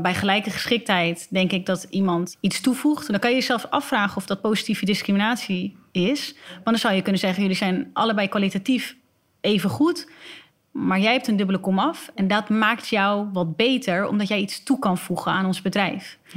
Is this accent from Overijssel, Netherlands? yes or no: no; Alkmaar, North Holland, Netherlands; ze niet meer vragen waar ik vandaan kom, want ze weten dat ik uit Alkmaar kom.